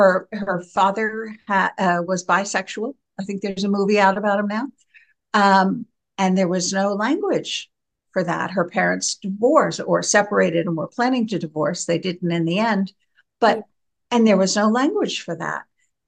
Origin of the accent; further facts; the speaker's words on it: New York, United States; moved away as an adult; also born or lived in Philadelphia / Westchester / Manhattan / Rockland County; now in Ireland; I was reared in New York, but When I married, I moved and reared my family in Philadelphia.